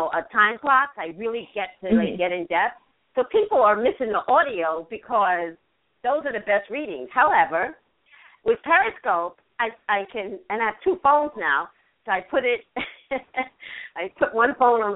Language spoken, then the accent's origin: English; New York, United States; I have an accent. I'm from New York, and I'm Caribbean